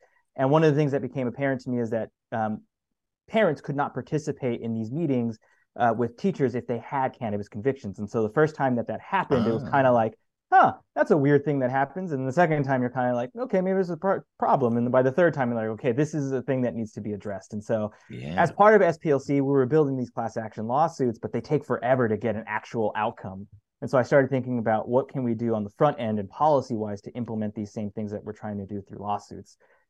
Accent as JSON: {"language": "English", "town": "El Paso", "region": "Texas", "country": "United States", "also_born_or_lived": "Mississippi / Louisiana", "said": "And so I'm originally from El Paso, Texas, but have lived in the deep south, so Mississippi or Louisiana for the past 10 years."}